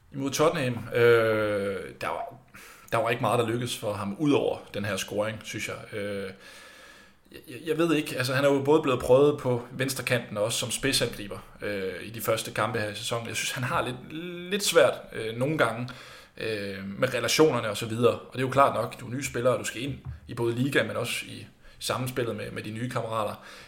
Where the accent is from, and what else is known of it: Denmark